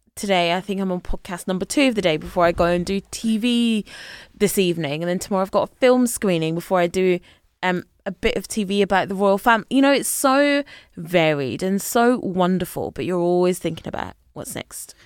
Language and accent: English; a village just outside Glasgow, Scotland, United Kingdom; moved away as an adult; now in London, United Kingdom; I grew up in a village, literally just, uh, literally a village, just outside Glasgow